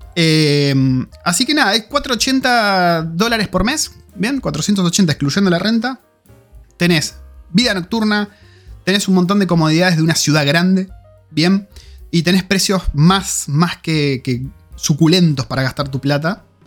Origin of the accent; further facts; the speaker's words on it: Argentina; yo soy argentino